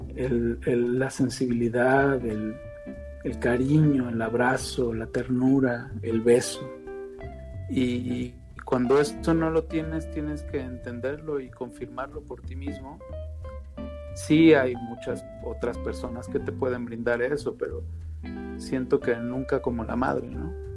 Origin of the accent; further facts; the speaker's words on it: Veracruz, Mexico; soy veracruzano